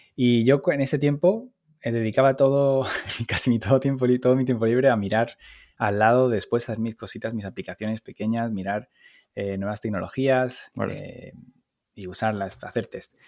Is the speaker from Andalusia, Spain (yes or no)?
yes; Málaga, Andalusia, Spain; moved away as an adult; now in Paris, France; soy español, como se notará por mi acento, y, soy, soy del sur de Málaga